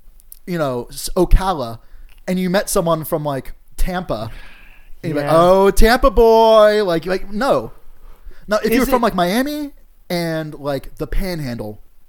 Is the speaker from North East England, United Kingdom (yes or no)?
yes; North East England, United Kingdom; Because, oh, yeah, we're both Geordie boys, you know, or whatever the fuck.